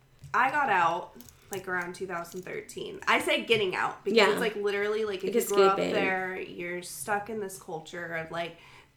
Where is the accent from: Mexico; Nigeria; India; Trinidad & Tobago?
Mexico; Sonora; I'm from Sonora.